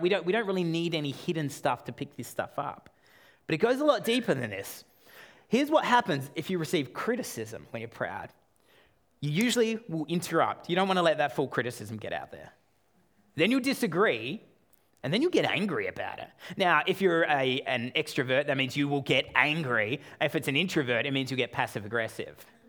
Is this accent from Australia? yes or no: yes; Australia; I'm Australian